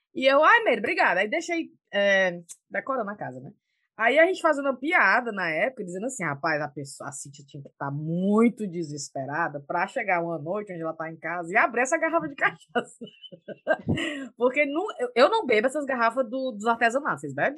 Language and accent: Portuguese; Brazil; also born or lived in England; now in United Kingdom; a gente saiu do Brasil, mas o Brasil não sai da gente